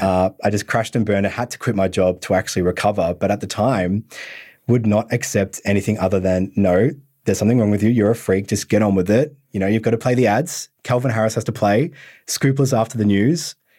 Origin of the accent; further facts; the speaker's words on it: Bendigo, Victoria, Australia; I'm from Country Victoria as well, so more the northern part